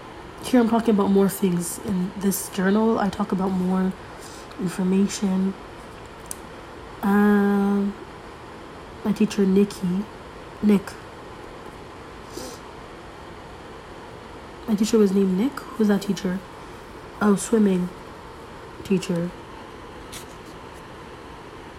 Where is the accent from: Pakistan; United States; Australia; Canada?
Canada; I'm Canadian.